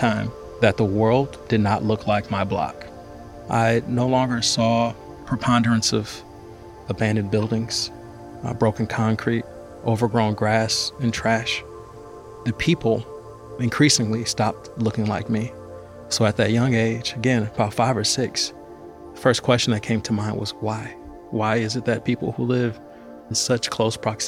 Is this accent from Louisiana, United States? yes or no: no; Detroit, Michigan, United States; I was born in Detroit and I grew up near the city airport